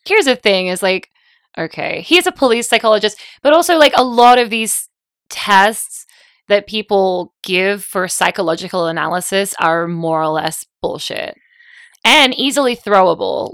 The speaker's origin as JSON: {"language": "English", "country": "Australia", "moved": "yes", "lives_now": "United States"}